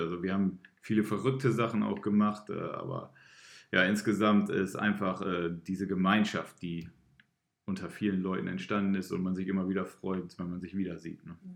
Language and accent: German; Emden, Lower Saxony, Germany; moved away as an adult; also born or lived in Göttingen; now in Oldenburg, Germany; ich bin ja ähm, kein gebürtiger Oldenburger. Ich komme ja aus Emden. Äh, habe da auch mein Abitur gemacht damals